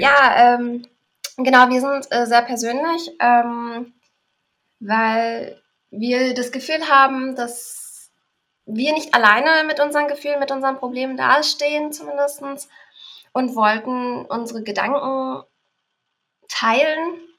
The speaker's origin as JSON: {"language": "German", "region": "Berlin", "country": "Germany", "tie": "born or raised there", "said": "bin geboren in Berlin und lebe auch in Berlin"}